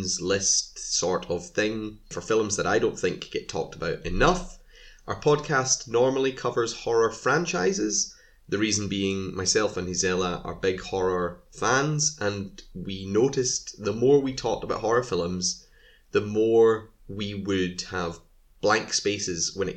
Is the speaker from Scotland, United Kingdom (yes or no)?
yes; Scotland, United Kingdom; I am Scottish, so if anyone's wondering why I say film and not film, I don't know, that's just how we say it here.